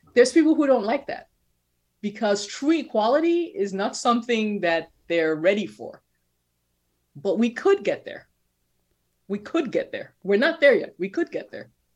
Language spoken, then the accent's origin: English; Nigeria; moved away; growing up in Nigeria